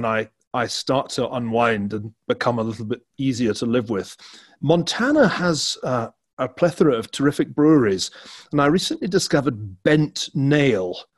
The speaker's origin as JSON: {"language": "English", "town": "Glasgow", "region": "Scotland", "country": "United Kingdom", "tie": "born or raised there", "said": "where I grew up in Glasgow, there was this kind of curious snobbery"}